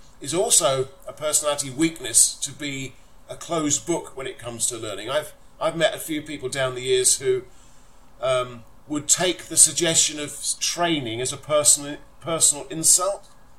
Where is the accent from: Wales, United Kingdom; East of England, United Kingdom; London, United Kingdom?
London, United Kingdom; now in Folkestone, United Kingdom; I live in Folkestone, but I consider myself still bizarrely to be from North London.